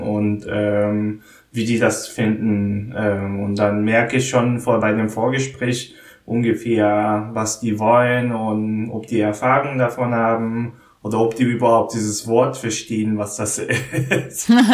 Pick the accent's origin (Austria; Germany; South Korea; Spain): South Korea; German is a second language; moved away; in Korea, wo ich herkomme